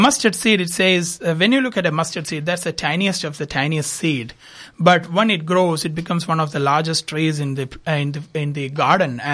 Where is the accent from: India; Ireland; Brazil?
India; moved away as an adult; also born or lived in Dubai, United Arab Emirates; now in Adelaide, Australia; I'm basically from India, moved to Australia in 2016